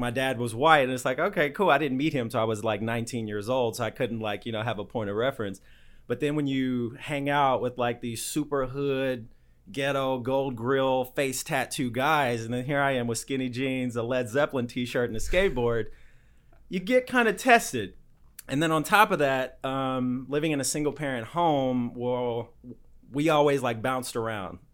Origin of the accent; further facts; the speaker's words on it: Indiana, United States; I grew up in Indiana, uh, in the Midwest.